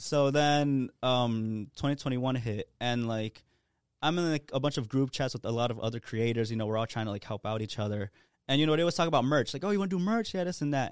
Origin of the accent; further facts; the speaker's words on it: Providence, Rhode Island, United States; born and raised in Providence, you know, I haven't left.